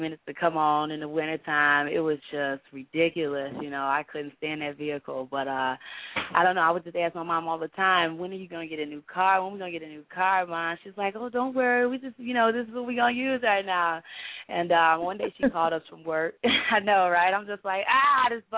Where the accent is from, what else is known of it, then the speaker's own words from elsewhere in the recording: Chicago, Illinois, United States; I'm from Chicago, Illinois